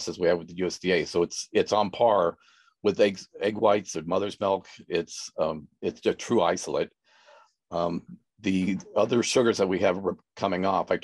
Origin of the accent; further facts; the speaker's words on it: California, United States; I'm from California, but my parents were farmers